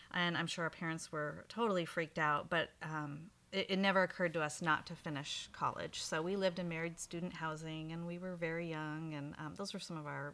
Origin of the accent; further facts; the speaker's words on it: Bellevue, Washington, United States; moved away as an adult; also born or lived in Eastern Oregon; I'm from Bellevue, Washington.